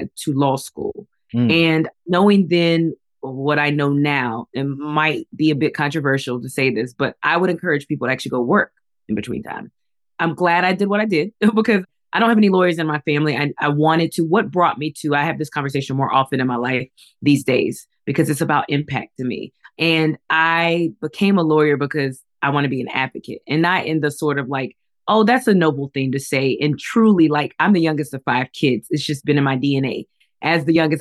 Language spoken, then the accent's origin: English; Raleigh, North Carolina, United States; also born or lived in Nigeria; I'm from Raleigh, North Carolina originally